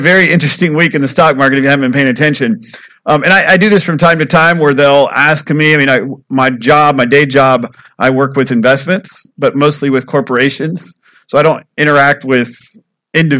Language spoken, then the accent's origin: English; United States; I'm from Polk County